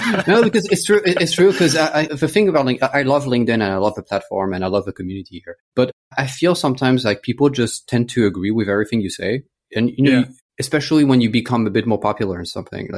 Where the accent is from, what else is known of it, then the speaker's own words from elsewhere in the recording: France; English is a second language; moved away as an adult; also born or lived in United States / United Kingdom / Australia / Botswana; I grew up in France. My family's French. So I'm French-American